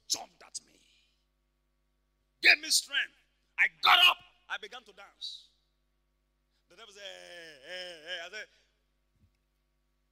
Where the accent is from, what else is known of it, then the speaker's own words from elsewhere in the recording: Ibadan, Oyo, Nigeria; We grew up in Mokola together